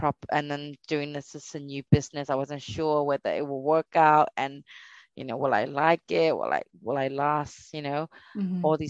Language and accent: English; Myanmar; moved away; growing up in Burma